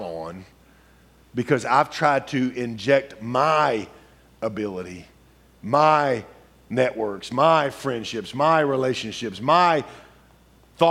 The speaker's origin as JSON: {"language": "English", "region": "Louisiana", "country": "United States", "tie": "born or raised there", "said": "I grew up in Louisiana."}